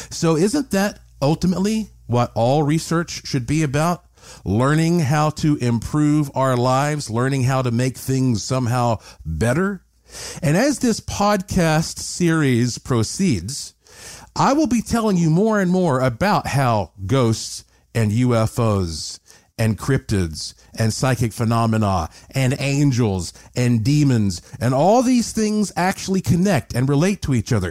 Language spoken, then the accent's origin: English; Asheville, North Carolina, United States; I grew up in Asheville, North Carolina, the heart of the extremely haunted Blue Ridge Mountains